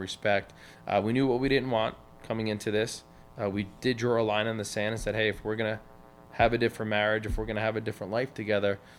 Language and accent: English; Smithtown, New York, United States; we grew up in Smithtown and we lived, you know, on the Nissaquag River